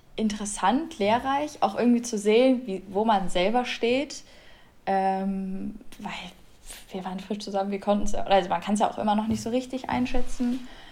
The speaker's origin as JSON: {"language": "German", "region": "Bremen", "country": "Germany", "said": "bei uns in Bremen"}